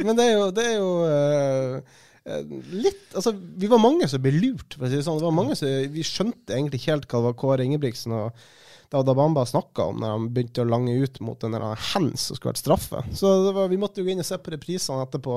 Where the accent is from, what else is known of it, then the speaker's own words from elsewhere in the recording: Kristiansund, Møre og Romsdal, Norway; now in Bergen, Norway; jeg kom jo fra Kristiansund i dag tidlig, så jeg har vært hjemme